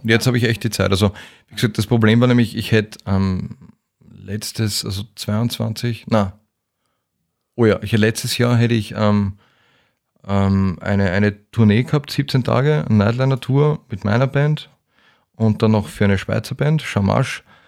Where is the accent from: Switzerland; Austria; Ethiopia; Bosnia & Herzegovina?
Austria; Vienna; als Wiener in Wien